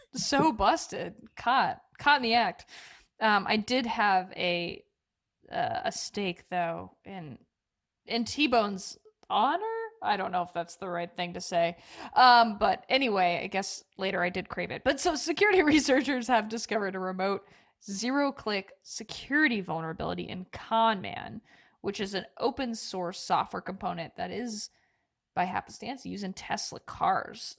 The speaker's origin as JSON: {"language": "English", "region": "Oregon", "country": "United States", "tie": "born or raised there", "said": "I grew up in Oregon"}